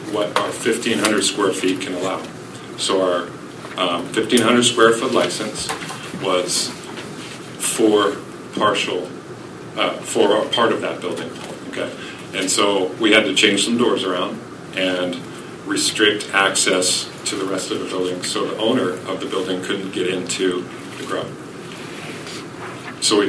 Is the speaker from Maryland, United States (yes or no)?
no; Portland, Oregon, United States; moved away as an adult; now in Fairbanks, United States; Originally from Portland, Oregon